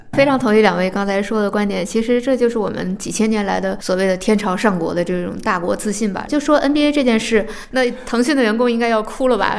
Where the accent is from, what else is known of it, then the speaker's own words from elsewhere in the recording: China; 我们中国人啊，对李小龙本人最直接的印象